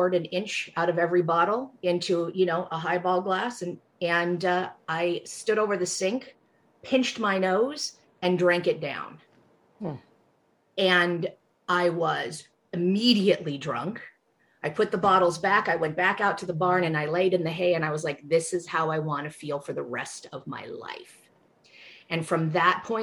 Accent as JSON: {"language": "English", "town": "Fowler", "region": "California", "country": "United States", "tie": "born or raised there", "also_born_or_lived": "Fresno, California", "first_language": "English", "said": "I was born in Fresno, California, in California's Central Valley, so the breadbasket of the nation. My parents were Jewish, and we had a hog farm. We had hogs and raisins. And so I grew up very far out in the country, outside of a little town called Fowler"}